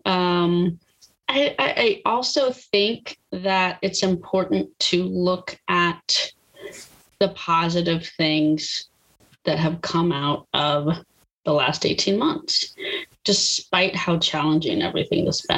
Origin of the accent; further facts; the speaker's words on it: Austin, Texas, United States; moved away as an adult; now in North Carolina, United States; born and bred in Texas